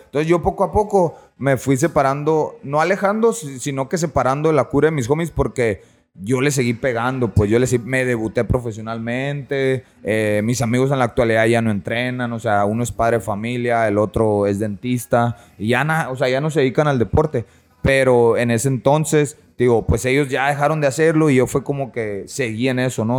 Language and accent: Spanish; San Luis Río Colorado, Sonora, Mexico; moved away as an adult; now in Tijuana, Mexico; Soy originario de San Luis Río Colorado, Sonora, ya tijuaneado